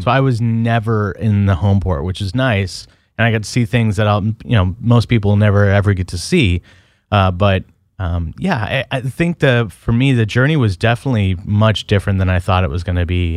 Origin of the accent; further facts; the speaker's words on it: Portland, Oregon, United States; I'm from Portland, Oregon